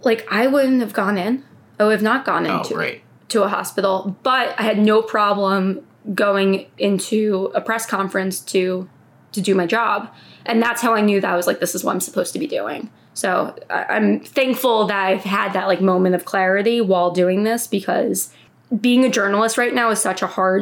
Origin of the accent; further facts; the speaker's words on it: New Jersey, United States; now in New York City, United States; I grew up in New Jersey